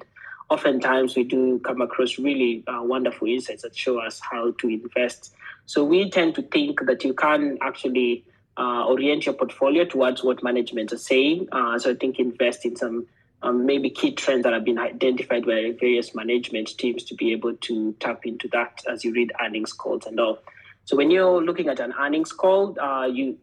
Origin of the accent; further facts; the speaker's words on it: Kenya; moved away as an adult; also born or lived in Sweden; Well, I come from Kenya, born and brought up there for most of my life, but I also stayed in Sweden for the last 10 years.